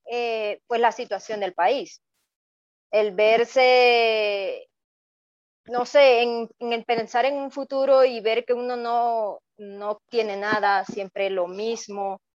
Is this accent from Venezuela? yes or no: yes; Venezuela; now in Ecuador; cuando salimos de Venezuela, cuando salí de Venezuela, me tomó aproximadamente una semana llegar acá a Ecuador.